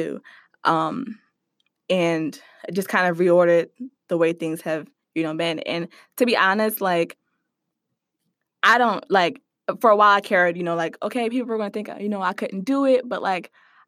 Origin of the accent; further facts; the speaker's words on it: Philadelphia, Pennsylvania, United States; I grew up in the Germantown section of Philadelphia